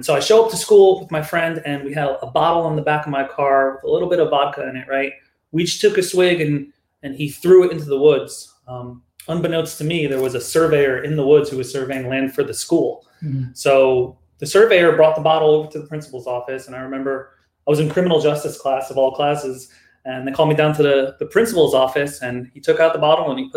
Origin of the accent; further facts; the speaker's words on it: New Jersey, United States; now in California, United States; I was born in New Jersey, a great year of 1987